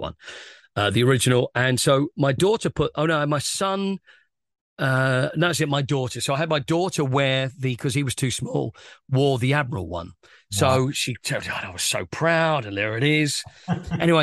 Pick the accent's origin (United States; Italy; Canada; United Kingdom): United Kingdom; Romford, London; But when I grew up in Harrowwood near Romford